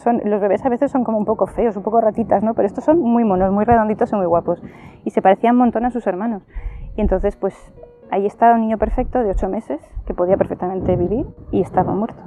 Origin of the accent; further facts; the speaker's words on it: Valencia, Valencian Community, Spain; soy de Valencia, tengo 42 años